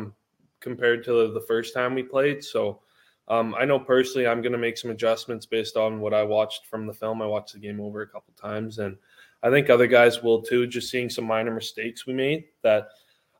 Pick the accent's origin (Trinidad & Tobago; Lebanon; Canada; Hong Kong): Canada; I grew up in Canada